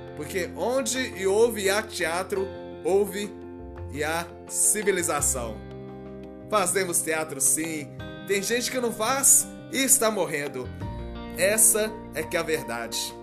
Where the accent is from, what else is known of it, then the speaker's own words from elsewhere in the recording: Minas Gerais, Brazil; accent: mineiro; como sou mineiro, tem toda essa coisa do sotaque, apesar de que eu não sei se eu tenho realmente esse sotaque